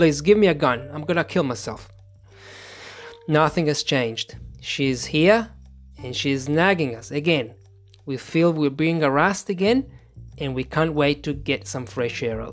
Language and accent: English; Italy; English is a second language; As soon as we say Italy